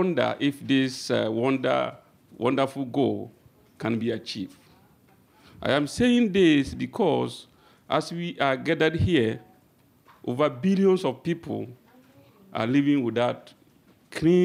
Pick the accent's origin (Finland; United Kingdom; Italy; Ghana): Ghana; moved away as an adult; now in Japan; I am from Ghana, and I've been in Japan for 12 years now.